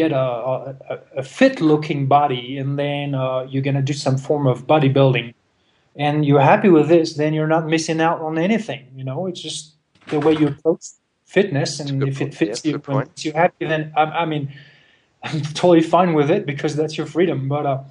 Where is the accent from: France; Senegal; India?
France; moved away; I'm originally from France